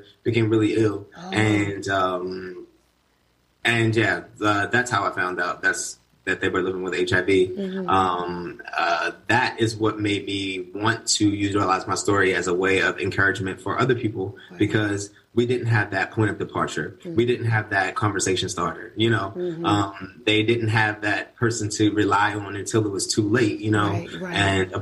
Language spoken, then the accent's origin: English; Baltimore, Maryland, United States; moved away as an adult; now in Atlanta, United States; I was born and raised in Baltimore, Maryland, where I was raised in the East Baltimore